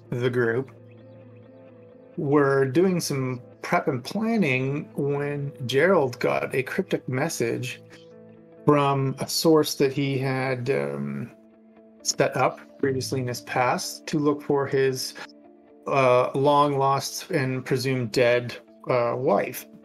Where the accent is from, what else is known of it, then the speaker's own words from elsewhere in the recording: Canada; we are Canadian.